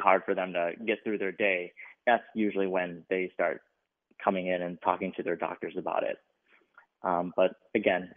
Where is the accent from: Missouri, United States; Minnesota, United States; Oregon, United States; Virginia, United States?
Minnesota, United States; Minneapolis; also born or lived in Chicago; I grew up in Minneapolis, Minnesota